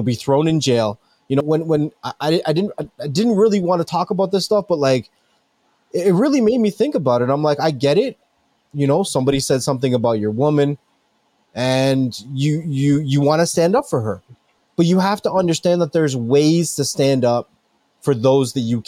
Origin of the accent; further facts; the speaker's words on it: Canada; I'm really from Canada